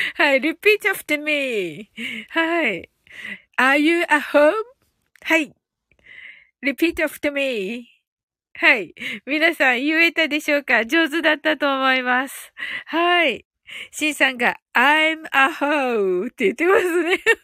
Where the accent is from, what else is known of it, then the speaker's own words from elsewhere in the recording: Kyushu, Japan; 一人だけ九州人でね、私がね